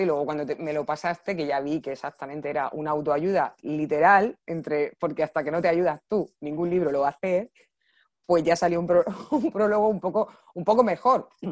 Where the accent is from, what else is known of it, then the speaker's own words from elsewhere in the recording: Region of Murcia, Spain; accent: Murcian; como soy murciana no se nota mucho la S